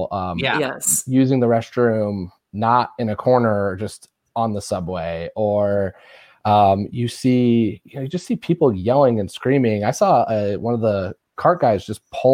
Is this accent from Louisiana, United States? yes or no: no; Indiana, United States; I'm the person from Indiana